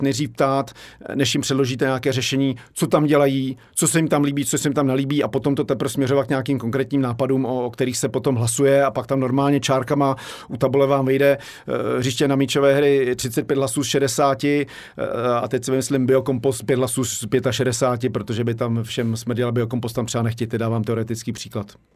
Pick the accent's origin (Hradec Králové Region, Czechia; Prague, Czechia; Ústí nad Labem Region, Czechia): Prague, Czechia; also born or lived in Benešov; jsem tady vyrostl